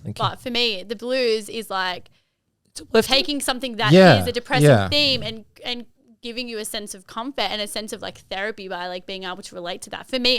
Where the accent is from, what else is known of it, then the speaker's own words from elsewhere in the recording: Fairfield, New South Wales, Australia; Like I grew up in Fairfield